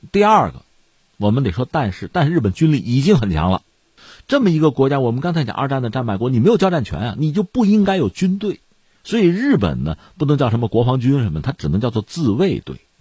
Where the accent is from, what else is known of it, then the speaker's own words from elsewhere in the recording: China; 我们中国人